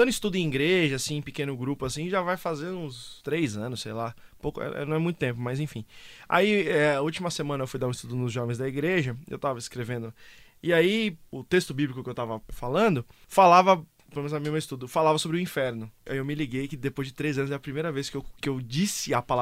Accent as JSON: {"language": "Portuguese", "country": "Italy", "said": "Batendo na mesa, pois eu que sou italiano."}